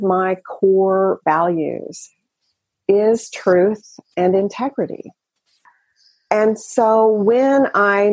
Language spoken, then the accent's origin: English; the South, United States; I grew up in the South